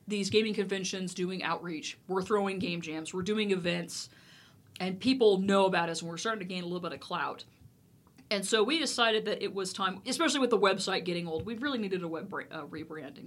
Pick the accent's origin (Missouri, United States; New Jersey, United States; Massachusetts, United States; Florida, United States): Missouri, United States; moved away as an adult; also born or lived in Texas; now in Dallas, United States; I was born in Texas, and I came back to the motherland, so to speak. So I had spent most of 25 years of my life up in Missouri